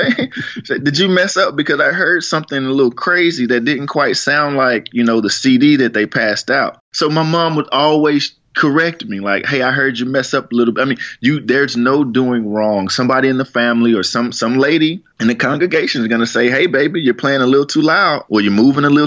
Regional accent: Fort Worth, Texas, United States; I'm from Fort Worth

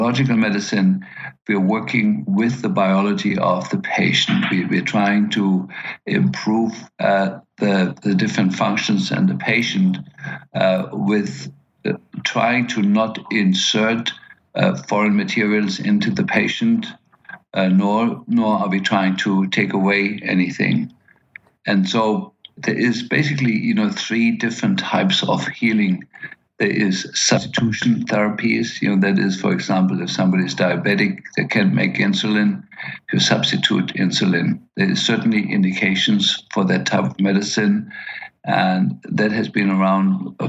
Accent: Berlin, Germany; moved away; I grew up in Berlin and post-war Berlin

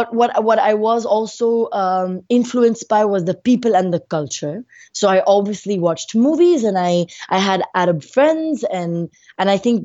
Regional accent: Muscat, Oman; also born or lived in India; I was born in India, and when I was about 6 months old, my family moved to Oman, we lived in Muscat.

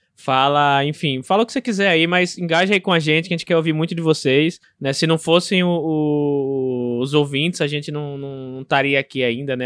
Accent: Aracaju, Sergipe, Brazil; sobre Aracaju, sobre minha terra

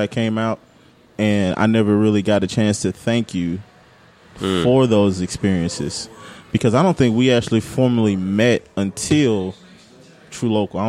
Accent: Mississippi, United States; I was repping Mississippi.

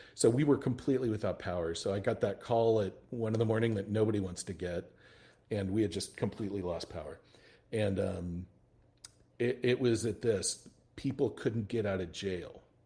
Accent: El Paso, Texas, United States; I'm originally from El Paso, Texas.

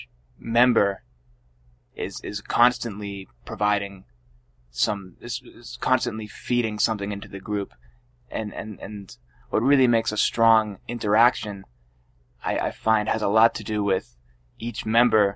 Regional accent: Boylston, Massachusetts, United States; that's the town that I grew up in is Boylston

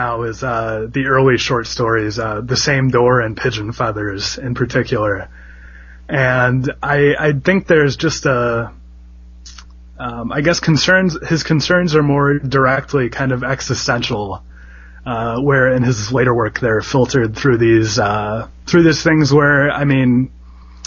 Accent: Midwest, United States; as a Midwesterner

